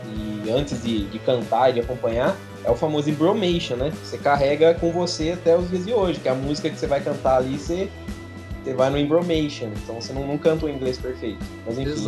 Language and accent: Portuguese; Leme, São Paulo, Brazil; Eu mal saí de Leme, eu sou um menino que os pés fincados na terra